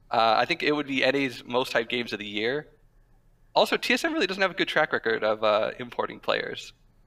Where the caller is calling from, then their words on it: Malibu, California, United States; The hills of Malibu.